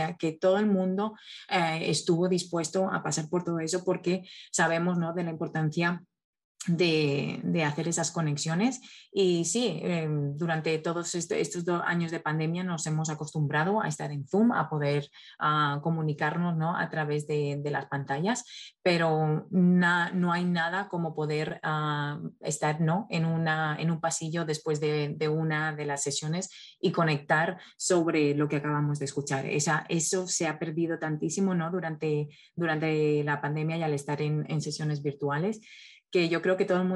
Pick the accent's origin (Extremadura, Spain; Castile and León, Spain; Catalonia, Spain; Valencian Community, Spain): Valencian Community, Spain; Valencia; now in United States; soy ah, de España, de Valencia, llegué a Estados Unidos hace casi 14 años.